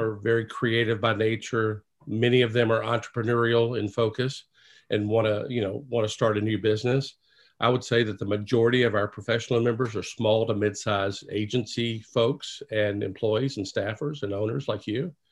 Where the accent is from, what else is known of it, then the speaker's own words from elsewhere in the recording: Memphis, Tennessee, United States; as a kid growing up in Memphis, Tennessee